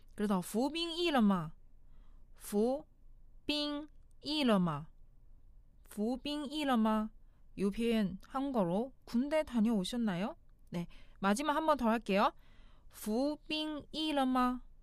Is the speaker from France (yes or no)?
no; China; Korean is a second language; now in South Korea; 중국에서 온 저